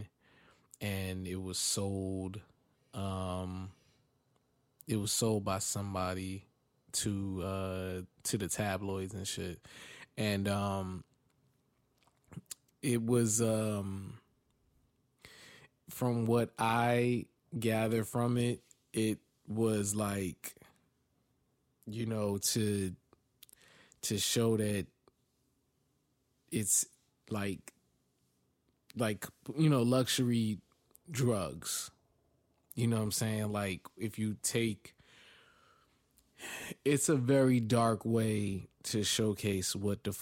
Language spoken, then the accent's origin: English; East Orange, New Jersey, United States; I'm from East Orange